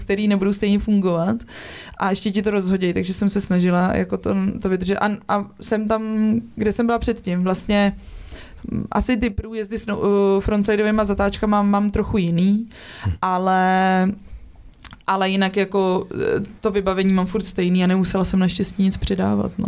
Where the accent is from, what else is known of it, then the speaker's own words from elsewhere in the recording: Czechia; also born or lived in Prague; jsem vyrostla v Krkonoších